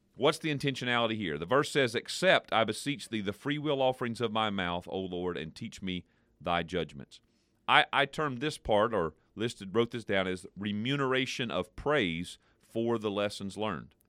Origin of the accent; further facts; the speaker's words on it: United States; we as particularly American Christians in this Western culture